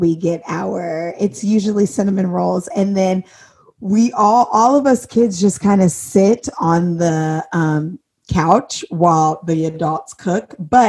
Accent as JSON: {"language": "English", "region": "Indiana", "country": "United States", "said": "because I'm from Indiana"}